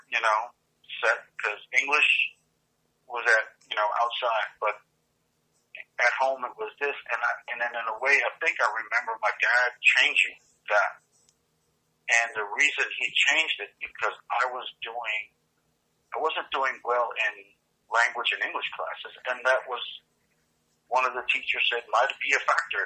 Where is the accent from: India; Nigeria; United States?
United States; I was growing up here in a way, more American